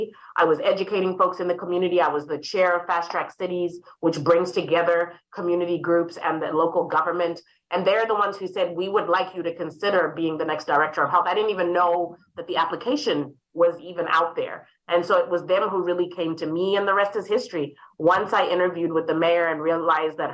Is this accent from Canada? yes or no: no; Harare, Zimbabwe; now in St. Louis, United States; I was raised in Harare, Zimbabwe